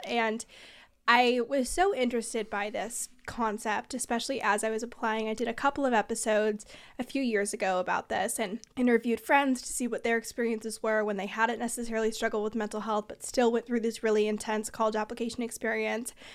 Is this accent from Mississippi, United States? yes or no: no; Bay Area, California, United States; I'm from the Bay Area